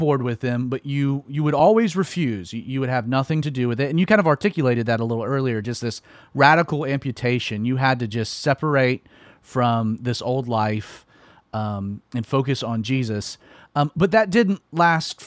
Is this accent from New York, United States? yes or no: no; Georgia, United States; moved away as an adult; also born or lived in Southern California; I grew up in Georgia, Southerner.